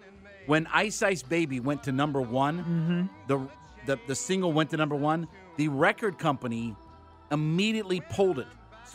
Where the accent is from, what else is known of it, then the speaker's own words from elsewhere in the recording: Canton, Ohio, United States; He's from my hometown. {S5} Really? {S3} He's another guy from Canton, Ohio. Went to Glen Oak High School.